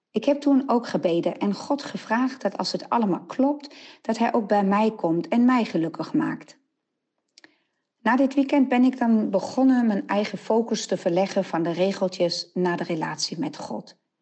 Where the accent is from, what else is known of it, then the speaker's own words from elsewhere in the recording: Nijmegen, Gelderland, Netherlands; uit Nijmegen.